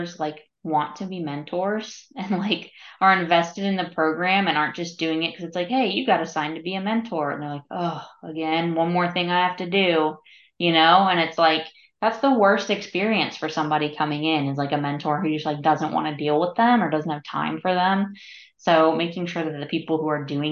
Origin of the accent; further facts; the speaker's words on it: Tampa Bay area, Florida, United States; I'm from the Tampa Bay area